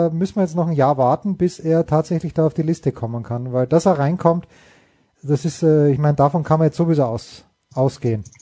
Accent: Cologne, North Rhine-Westphalia, Germany; mich als Kölner

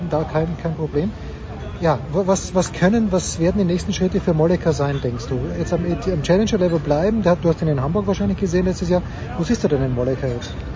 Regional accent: Austria; als Österreicher

